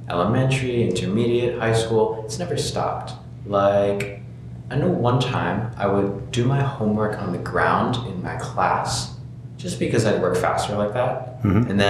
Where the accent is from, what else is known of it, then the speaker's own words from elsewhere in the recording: Hawaii, United States; We're from Hawaii. We are on an island so that means that resources are limited